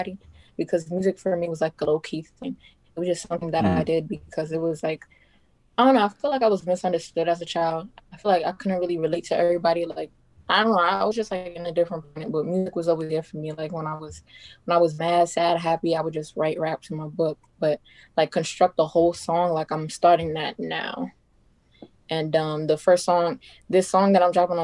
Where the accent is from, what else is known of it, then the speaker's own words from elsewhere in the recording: New York, United States; I'm from New York